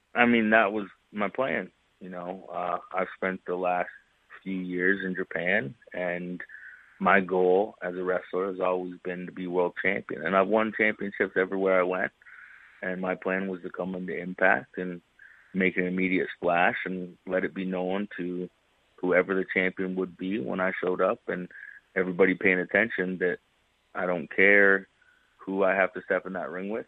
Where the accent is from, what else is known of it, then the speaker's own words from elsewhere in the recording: Canada; growing up in Canada, it was a little bit difficult to kind of break out of Canada's scene